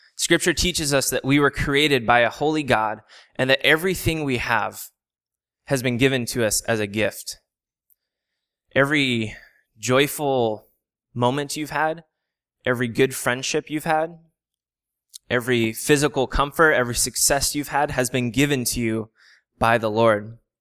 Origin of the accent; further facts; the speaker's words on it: San Diego, California, United States; I'm originally from San Diego, um, so I live ten minutes from the beach. A lot of my memories growing up come from the ocean